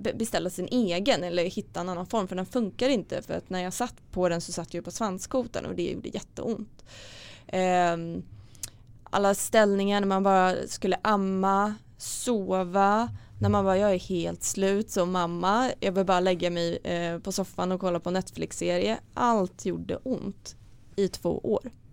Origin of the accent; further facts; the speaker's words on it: Stockholm, Stockholm County, Sweden; jag kommer från Stockholm